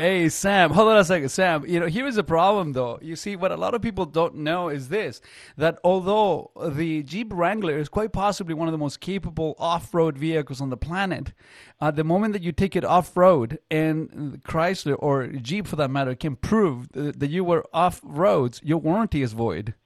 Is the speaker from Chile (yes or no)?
yes; Chile; now in Canada; I'm not from here. So I, I was born in Chile in in the er, very early '70s